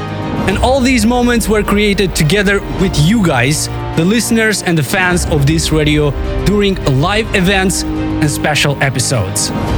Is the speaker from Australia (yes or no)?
no; Moldova; and of course my home country of Moldova